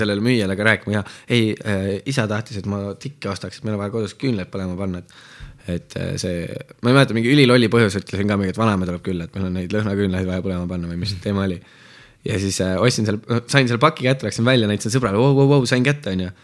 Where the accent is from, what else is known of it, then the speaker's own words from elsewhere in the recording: Tartu, Tartu County, Estonia; ma sündisin tegelikult Tartus